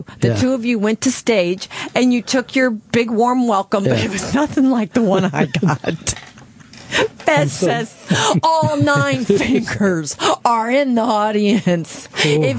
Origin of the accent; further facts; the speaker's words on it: St. Louis, Missouri, United States; moved away; I was from St. Louis where the Clydesdales are.